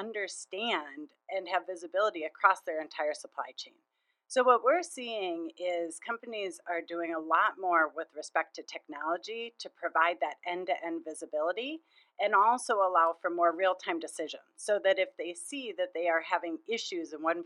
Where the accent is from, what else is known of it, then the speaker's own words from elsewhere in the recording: Minnesota, United States; I grew up in Minnesota, and I just find it such a wonderful place to live